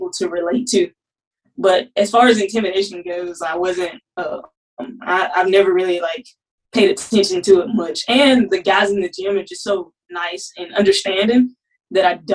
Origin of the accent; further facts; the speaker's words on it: Mississippi, United States; moved away as an adult; now in Alabama, United States; I'm from Mississippi originally. So I came to Alabama